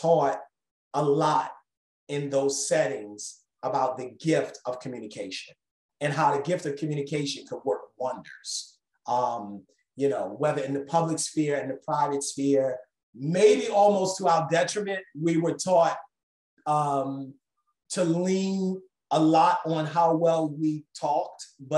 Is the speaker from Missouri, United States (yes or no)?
no; Baltimore, Maryland, United States; I'm from Baltimore, Maryland, this is an international audience. So I'm from a place called Maryland, Baltimore, in America, which is near the capital. As a child, I lived in different states.